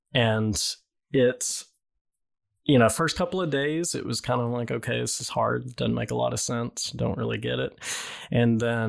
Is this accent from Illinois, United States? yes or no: no; Texas, United States; moved away; I grew up in Texas